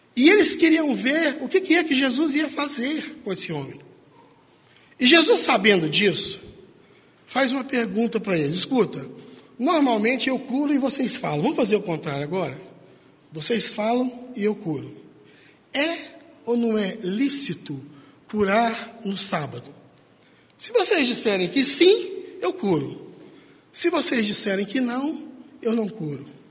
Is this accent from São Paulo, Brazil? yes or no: no; Paracatu, Minas Gerais, Brazil; moved away; onde eu nasci, em Paracatu. A gente era criança